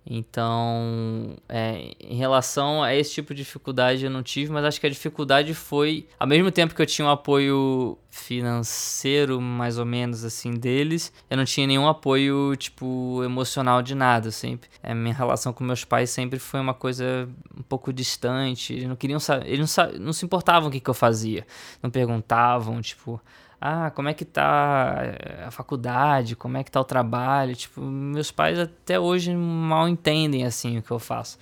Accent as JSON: {"language": "Portuguese", "region": "Rio de Janeiro", "country": "Brazil", "said": "Eu, eu sou carioca, sou do Rio de Janeiro, tenho 29 anos"}